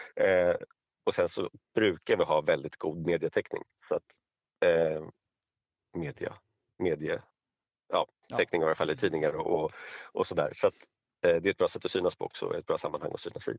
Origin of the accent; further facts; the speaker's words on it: Stockholm, Stockholm County, Sweden; jag är stockholmare och bor i Stockholm